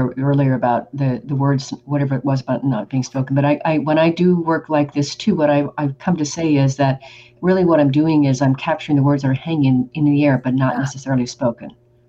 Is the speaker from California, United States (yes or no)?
no; Oregon, United States; I am from Oregon, like Nike is.